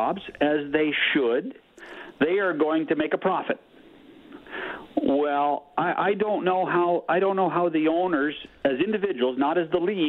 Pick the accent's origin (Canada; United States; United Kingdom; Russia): Canada; as a Canadian